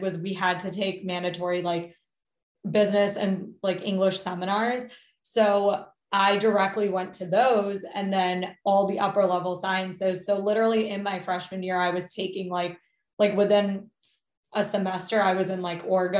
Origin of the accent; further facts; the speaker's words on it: Maryland, United States; also born or lived in Rockville, Maryland; I grew up in Maryland. Currently am in Rockville, Maryland.